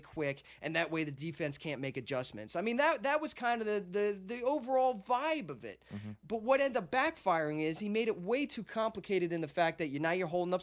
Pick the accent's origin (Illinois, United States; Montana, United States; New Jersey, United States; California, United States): New Jersey, United States; also born or lived in Philadelphia; I grew up in Jersey.